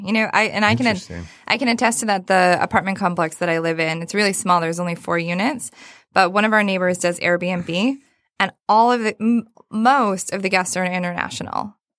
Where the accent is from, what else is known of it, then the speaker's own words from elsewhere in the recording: Saginaw, Michigan, United States; now in Detroit, United States; Yeah. I came from Saginaw, Michigan.